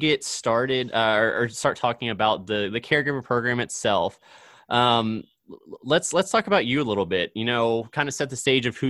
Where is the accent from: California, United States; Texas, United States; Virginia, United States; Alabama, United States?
Virginia, United States; Northern Neck; moved away; I'm originally from Virginia.